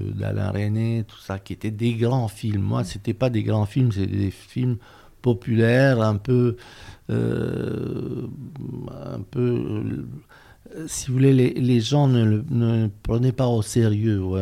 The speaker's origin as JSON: {"language": "French", "country": "Romania", "tie": "born or raised there", "also_born_or_lived": "France", "moved": "as an adult", "said": "je suis né en Roumanie, que j'ai vécu là toute ma jeunesse"}